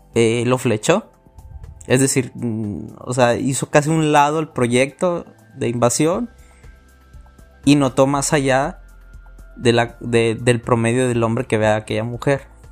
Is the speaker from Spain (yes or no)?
no; Mexico; mi país que, amo mucho, se llama México